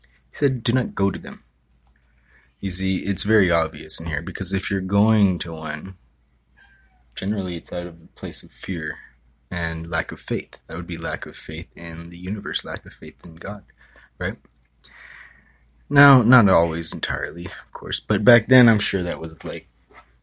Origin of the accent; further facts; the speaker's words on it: Hawaii, United States; now in San Francisco Bay Area, United States; I was from Hawaii.